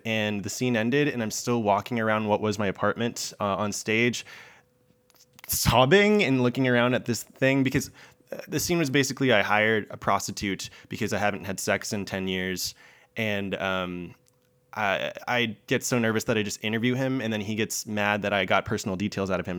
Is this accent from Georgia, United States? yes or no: yes; Augusta, Georgia, United States; also born or lived in Columbia, South Carolina; I grew up in Augusta, Georgia, but I first was in Columbia, South Carolina